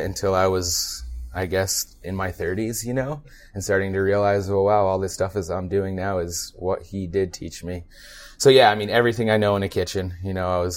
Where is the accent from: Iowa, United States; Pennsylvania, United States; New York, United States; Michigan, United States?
New York, United States; northern New York State, United States; moved away; also born or lived in Nyack, New York / Tupper Lake, New York; I grew up in New York State. I was born in a suburb of Manhattan, Nyack. My parents moved up north when I was 2, right on the Canadian border.